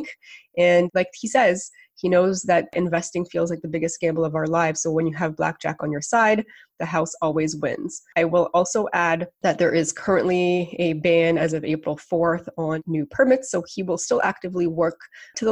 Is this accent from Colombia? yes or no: no; Canada; as a Canadian